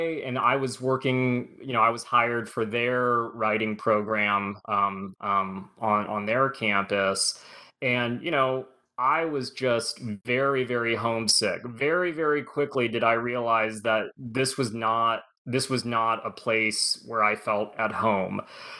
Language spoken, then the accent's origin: English; California, United States; I was born and raised in Southern California, like I said